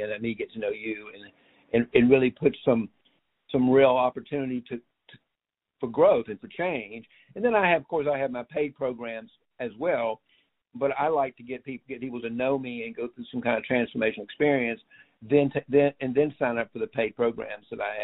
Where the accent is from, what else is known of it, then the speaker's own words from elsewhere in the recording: United States; as an American